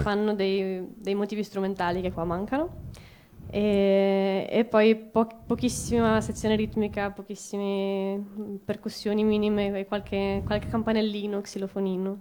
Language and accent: Italian; Genoa, Liguria, Italy; moved away as an adult; now in Turin, Italy; sono un po' un ibrido, perché sono genovese, però studio qui a Torino